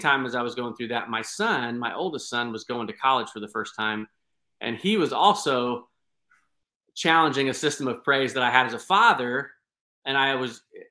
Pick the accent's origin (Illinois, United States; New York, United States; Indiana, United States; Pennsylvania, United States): Indiana, United States; Clay County; moved away as an adult; also born or lived in Houston, Texas; I am from the state of Indiana, and I was born and raised in Clay County, Indiana.